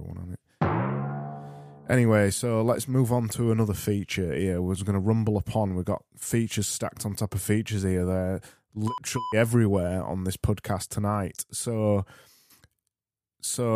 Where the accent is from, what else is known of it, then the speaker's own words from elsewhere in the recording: Barnsley, Yorkshire and the Humber, United Kingdom; accent: Barnsley; my Barnsley accent